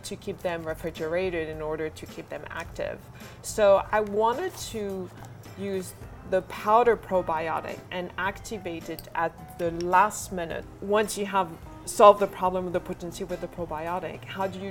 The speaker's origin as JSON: {"language": "English", "country": "France", "moved": "yes", "said": "I come from France"}